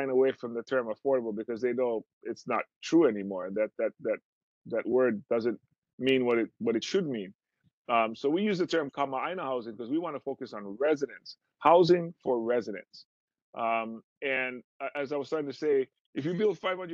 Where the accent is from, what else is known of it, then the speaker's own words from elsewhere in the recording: Maui, Hawaii, United States; Growing up on Maui, it never, ever, ever occurred to me that I would not be able to live here and stay here and remain here.